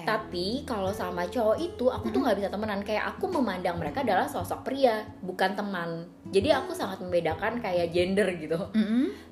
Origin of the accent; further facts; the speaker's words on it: Tangerang, Banten, Indonesia; kita warga Tangerang